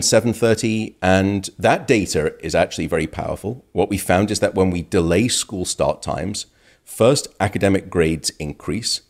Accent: United Kingdom; now in United States; My home country, uh, the U K

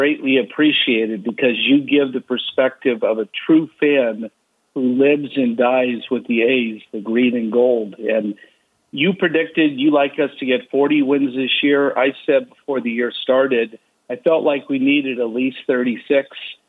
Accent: Bay Area, California, United States; now in San Diego, United States; lived in San Diego for over 13 years. I'm actually from the Bay Area

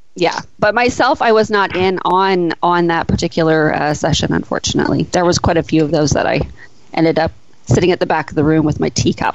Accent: near Edmonton, Alberta, Canada; now in Victoria, Canada; I grew up just near Edmonton when I was a kid, and I live in Victoria now

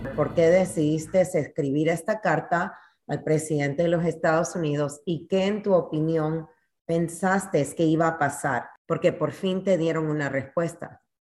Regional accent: Panama; now in San Antonio, United States; Panamá, el país donde yo nací

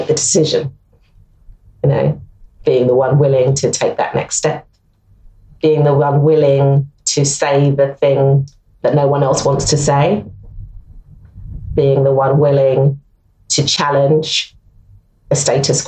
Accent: London, United Kingdom; I'm a Londoner, I love London

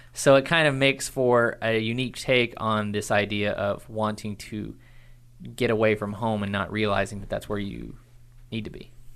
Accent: Irving, Texas, United States; I was born in Irving, Texas

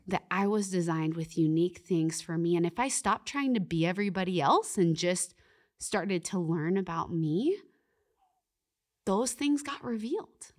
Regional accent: Canada; I'm Canadian.

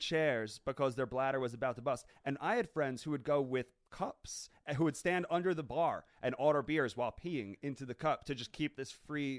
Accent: Rockville Centre, New York, United States; So I grew up in Rockville Center, Nassau

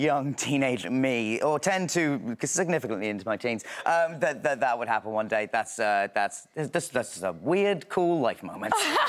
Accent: England, United Kingdom; I'm English

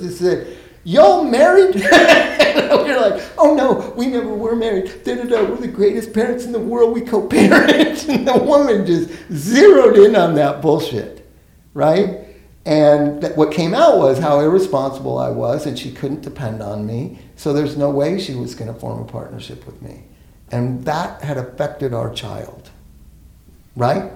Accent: Los Angeles, California, United States; I grew up here in Los Angeles

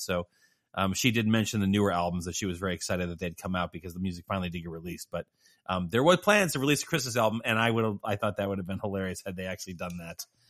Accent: Lake County, Illinois, United States; I grew up in right at the edge of the city

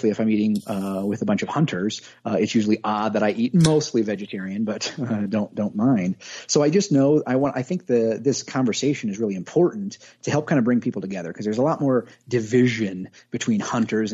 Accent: Grundy Center, Iowa, United States; moved away as an adult; also born or lived in Creston, Iowa; now in Colorado Springs, United States; Originally from the Grundy Center area. I was born in a small town called Creston, Iowa, but born and raised there

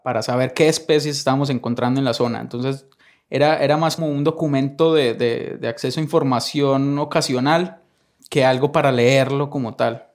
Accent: northern Valle del Cauca, Colombia; moved away as an adult; also born or lived in Armenia, Colombia; now in Costa Rica; nací en Colombia, en el norte del valle, una región cafetera

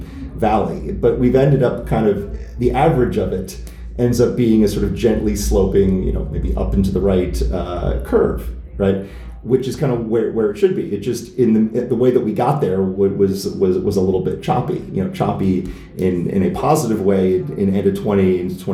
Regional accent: United States; as an American

